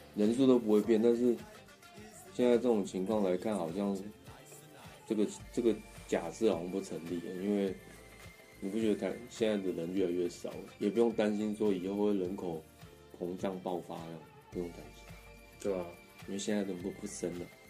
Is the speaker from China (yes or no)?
no; Taipei, Taiwan; 就是在那个我出生地附近，就是石牌那附近，就是士林， 士林那个天母那边